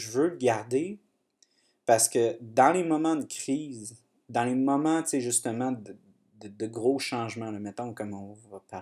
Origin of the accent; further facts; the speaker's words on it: Saint-Hubert, Wallonia, Belgium; Moi, je viens de Saint-Hubert.